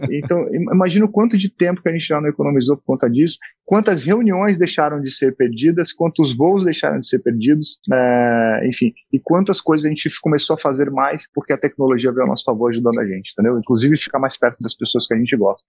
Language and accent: Portuguese; Manaus, Amazonas, Brazil; moved away; also born or lived in Santa Catarina; eu sou natural de Manaus, Amazonas